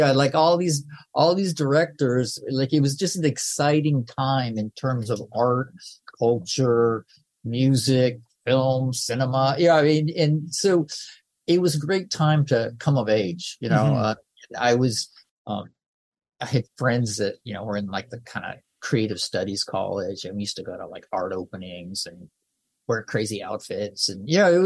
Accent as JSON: {"language": "English", "town": "Santa Barbara", "region": "California", "country": "United States", "tie": "born or raised there", "said": "I grew up in Santa Barbara in Southern California"}